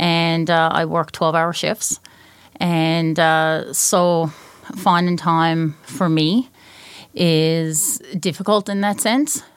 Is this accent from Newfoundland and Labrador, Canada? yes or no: yes; Newfoundland and Labrador, Canada; moved away; I'm from Newfoundland.